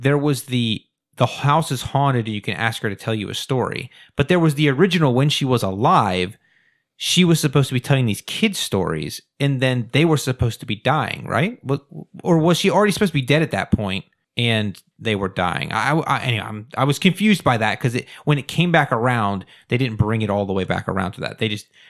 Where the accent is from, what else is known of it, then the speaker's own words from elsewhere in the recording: Pennsylvania, United States; But up where I grew up in North Central Pennsylvania, they still have the screens up.